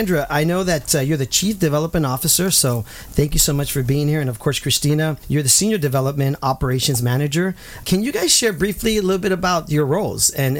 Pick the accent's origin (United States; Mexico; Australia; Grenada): United States; Santa Ana, California; I'm a native of Santa Ana. I grew up in Santa Ana